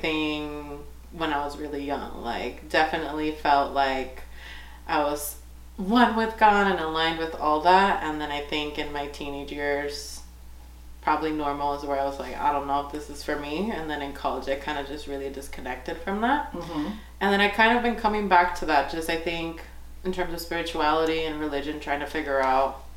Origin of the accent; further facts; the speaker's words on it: Lawndale, California, United States; also born or lived in Inglewood, California; now in Northern California, United States; I'm from Southern California, so born in Inglewood, raised in Lawndale